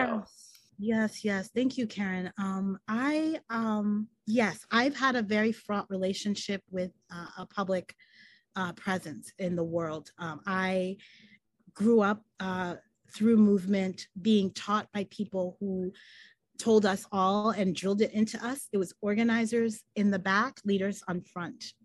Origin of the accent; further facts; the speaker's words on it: New York, United States; born or raised there